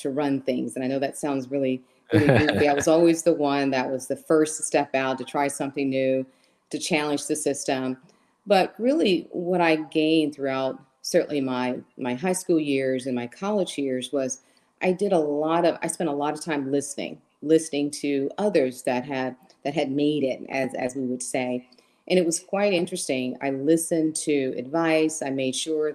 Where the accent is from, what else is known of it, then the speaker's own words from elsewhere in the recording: Huntsville, Alabama, United States; moved away; I was actually born and raised in a small town in Alabama called Huntsville, Alabama